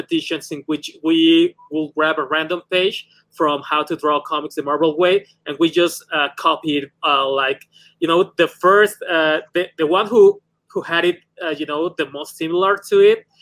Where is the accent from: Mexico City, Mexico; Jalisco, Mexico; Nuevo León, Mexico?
Mexico City, Mexico; I'm from Mexico City